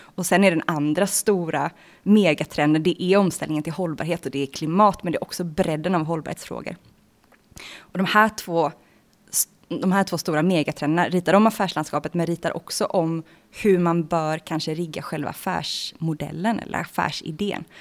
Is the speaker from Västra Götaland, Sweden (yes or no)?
yes; Bohuslän, Västra Götaland, Sweden; jag är född från början i Bohuslän, i Svartedalens naturreservat